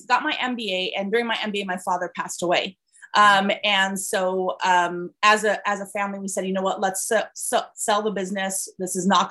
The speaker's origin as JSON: {"language": "English", "town": "Caracas", "region": "Capital District", "country": "Venezuela", "tie": "born or raised there", "also_born_or_lived": "California", "moved": "as an adult", "lives_now": "United States", "said": "I was born and raised in Venezuela. I came here as an international student, actually, in 1991."}